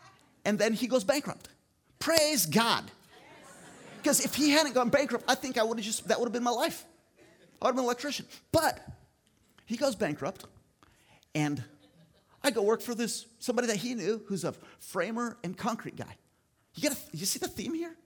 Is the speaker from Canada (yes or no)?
no; Philippines; moved away as an adult; now in United States; I grew up in the Philippines in a tribal group, Agta people